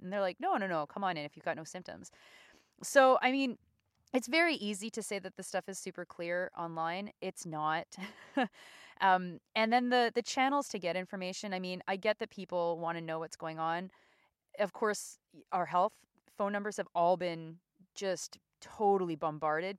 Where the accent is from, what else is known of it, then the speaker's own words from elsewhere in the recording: Canada; as a Canadian